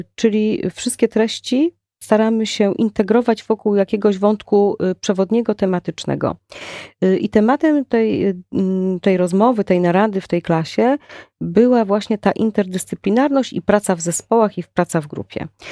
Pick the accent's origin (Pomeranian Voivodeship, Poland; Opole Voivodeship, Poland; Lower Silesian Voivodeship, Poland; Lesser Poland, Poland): Opole Voivodeship, Poland; Prudnik; moved away as an adult; now in Poznań, Poland; ja mm, pochodzę z Opolszczyzny. Y, moim rodzinnym miastem jest miasto Prudnik.